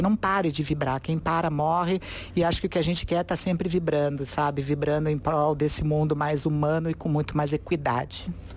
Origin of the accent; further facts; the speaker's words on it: Curitiba, Paraná, Brazil; eu sou de Curitiba, classe média, branca